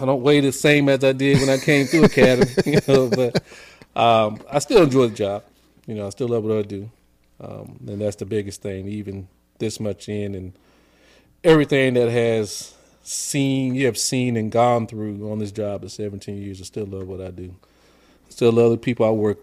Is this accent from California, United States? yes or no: yes; San Diego, California, United States; moved away as an adult; also born or lived in the Midwest; I'm from San Diego, born and raised